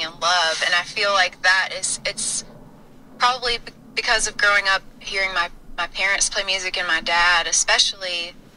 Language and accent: English; the South, United States; growing up in the South